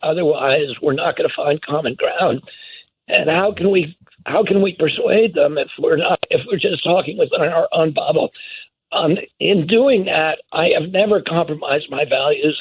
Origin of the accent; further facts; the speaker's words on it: United States; I was growing up in the United States of America in the 1960s and 70s